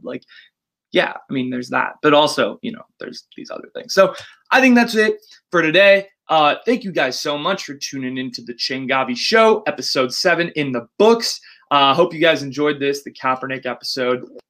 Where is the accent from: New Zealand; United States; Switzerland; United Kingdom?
United States; the Bay Area, California; Born and raised in the Bay